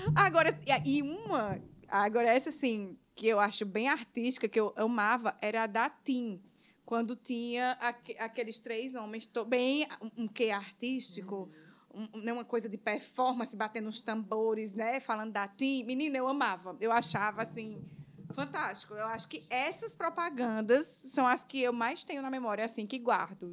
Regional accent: Paraíba, Brazil; now in Ceará, Brazil; eu não sou daqui do Ceará, eu sou da Paraíba. Então, quando eu cheguei aqui no Ceará

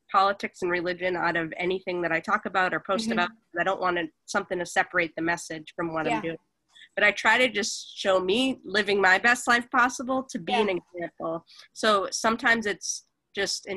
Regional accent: Boston, Massachusetts, United States; moved away as an adult; also born or lived in Los Angeles; I'm originally from Boston, Massachusetts, so I moved out there after college

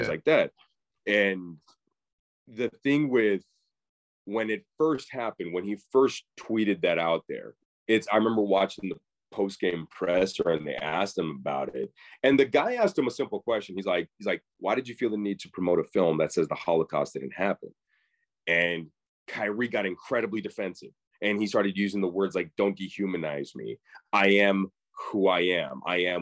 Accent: Mesa, Arizona, United States; now in Los Angeles, United States; I grew up in Mesa, Arizona

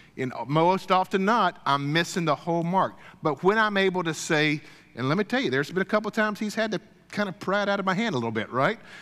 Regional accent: Deep South, United States; I grew up kind of in the Deep South

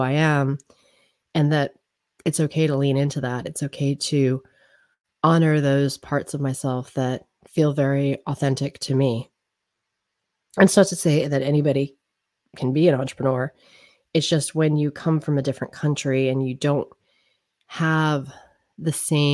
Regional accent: United States; also born or lived in Newark; I am American. I was born in America.

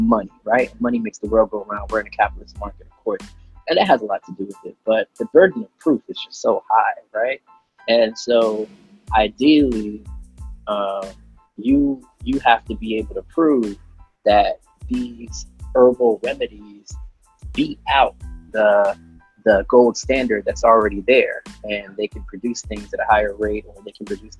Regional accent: Jamaica; I'm Jamaican

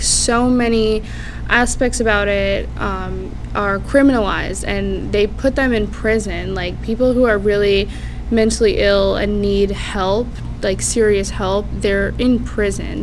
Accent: Clearwater, Florida, United States; also born or lived in St. Petersburg, Florida; I grew up in Clearwater

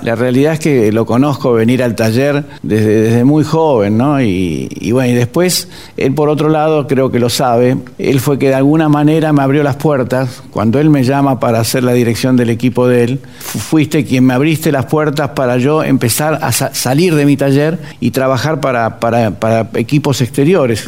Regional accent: Olivos, Buenos Aires Province, Argentina; Nací en, Vicente López, puntualmente en Olivos. Ahí, en ese lugar que era la casa de mis viejos

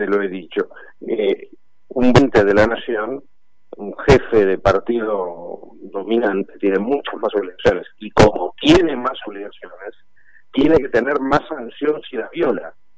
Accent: Argentina; como cualquier argentino

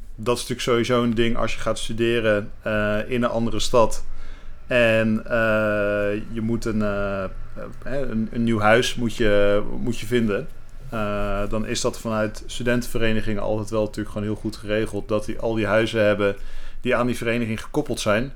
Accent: The Hague, South Holland, Netherlands; moved away as an adult; also born or lived in Rotterdam; now in Amsterdam, Netherlands; ik ben geboren en getogen in Den Haag.

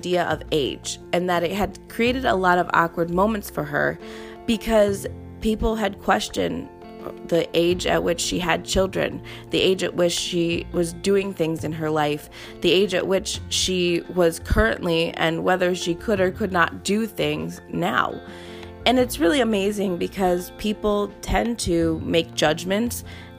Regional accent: Charleston, South Carolina, United States; I'm from Charleston, South Carolina, military brat.

